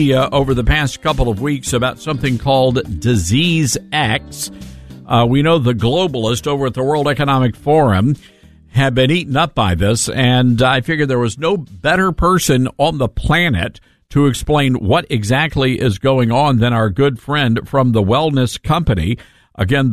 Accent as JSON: {"language": "English", "region": "Tennessee", "country": "United States", "said": "I'm from Tennessee"}